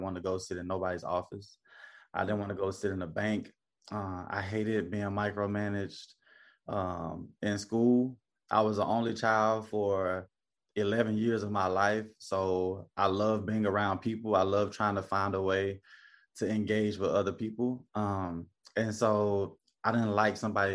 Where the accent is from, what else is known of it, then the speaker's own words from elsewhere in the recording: Memphis, Tennessee, United States; moved away as an adult; now in Charleston, United States; born and raised in Memphis, Tennessee